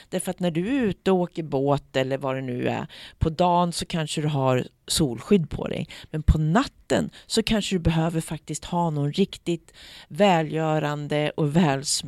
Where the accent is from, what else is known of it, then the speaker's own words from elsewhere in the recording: Eskilstuna, Södermanland, Sweden; also born or lived in United States; min lilla sköra hud som kommer från Eskilstuna, Sweden